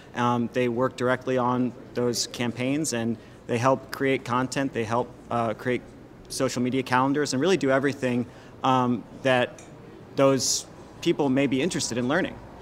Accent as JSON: {"language": "English", "town": "Washington", "region": "District of Columbia", "country": "United States", "tie": "born or raised there", "moved": "as an adult", "lives_now": "New Orleans, United States", "said": "I grew up in Washington, D.C., it was cold"}